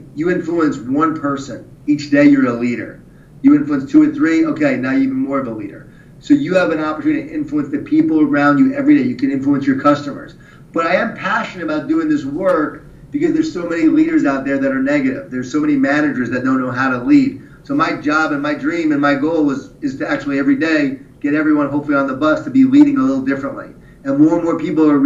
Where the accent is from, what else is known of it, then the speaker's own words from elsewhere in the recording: Long Island, New York, United States; I grew up in Long Island, New York, right? Jewish Italian family.